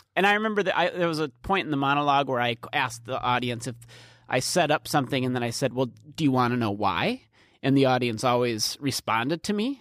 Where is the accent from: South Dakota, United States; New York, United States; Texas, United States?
South Dakota, United States; Norway Center; it's in between Canton, Beersford, and Alcester. That's where I grew up